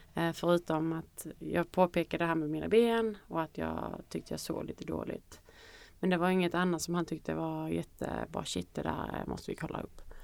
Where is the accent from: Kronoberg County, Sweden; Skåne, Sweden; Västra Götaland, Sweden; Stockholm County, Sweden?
Skåne, Sweden; Kristianstad; moved away; när jag bodde hemma i Kristianstad